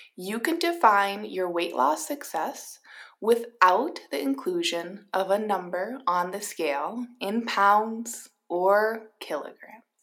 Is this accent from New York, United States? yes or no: no; Minnesota, United States; I am a Minnesotan